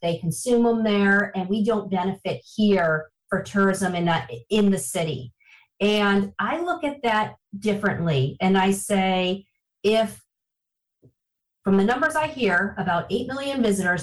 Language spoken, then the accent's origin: English; Niagara Falls, New York, United States; I am uh, from Niagara Falls, born and raised in Niagara Falls, lived here for